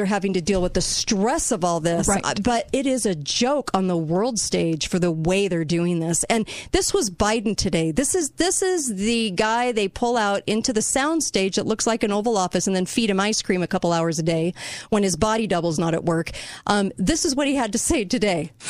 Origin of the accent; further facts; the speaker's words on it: United States; I'm an American